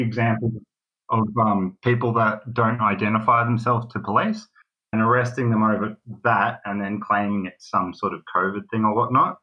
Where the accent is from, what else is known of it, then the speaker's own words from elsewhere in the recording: Melbourne, Victoria, Australia; I am from Melbourne, and I thought I'd call